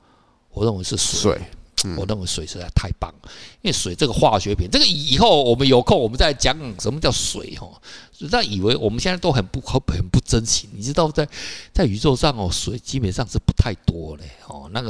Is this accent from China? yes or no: no; Taiwan; 就跟我们早期我们台湾的呃，我们为什么从福建过来？